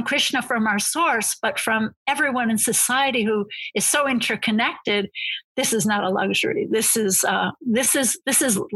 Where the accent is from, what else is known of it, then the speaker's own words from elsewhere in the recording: United States; as an American